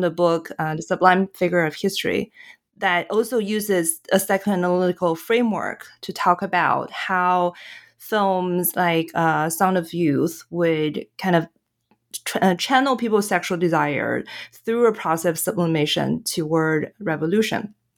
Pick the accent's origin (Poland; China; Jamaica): China; moved away; I'm from China, my, my family is still in China